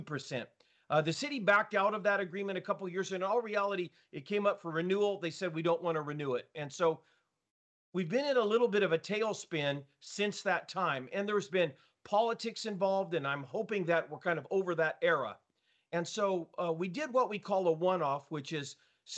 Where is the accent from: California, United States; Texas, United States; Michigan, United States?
California, United States; Selma; my hometown of Selma